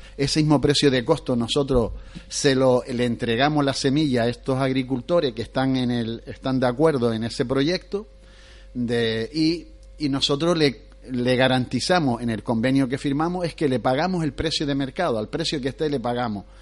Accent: Canary Islands, Spain; nosotros, los canarios

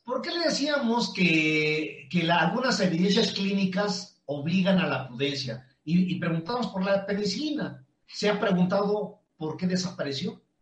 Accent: Mexico; los mexicanos no estamos informados

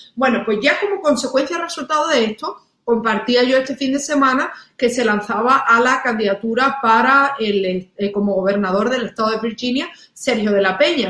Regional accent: Spain; moved away as an adult; now in United States; yo soy española, pero yo soy también estadounidense. Yo llevo 12 años viviendo aquí

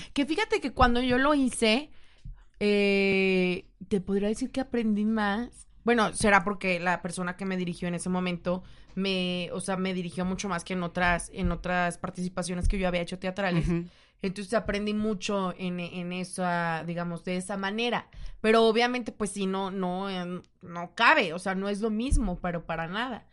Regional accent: Mexico; uno como mexicano

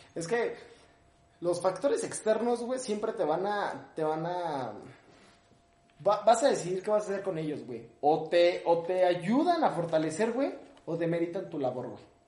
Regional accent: Ecatepec, State of Mexico, Mexico; si soy de Catepec

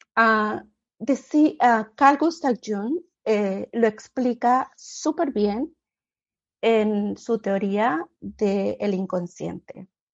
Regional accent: Honduras; moved away as an adult; now in United States; vengo de Honduras, soy centroamericana y llegué a este país, Estados Unidos

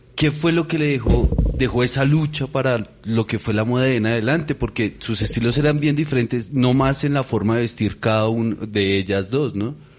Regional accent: Bogotá, Colombia; yo crecí en el Tunal

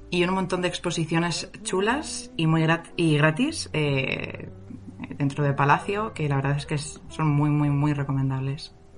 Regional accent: Madrid, Community of Madrid, Spain; los que somos de Madrid nos quedamos aquí.

